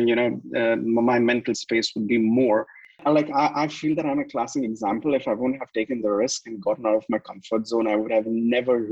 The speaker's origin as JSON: {"language": "English", "country": "India", "moved": "yes", "lives_now": "Dubai, United Arab Emirates", "said": "I'm from India"}